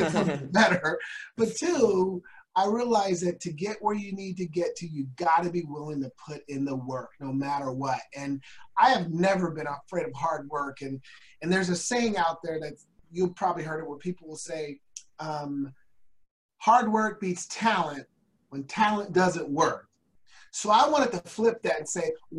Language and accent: English; Portland, Oregon, United States; I was raised in the Northeast Portland where we're more the hood.